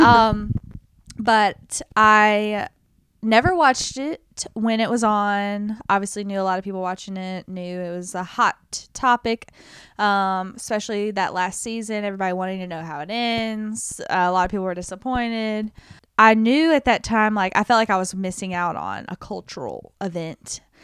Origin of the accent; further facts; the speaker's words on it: United States; as an American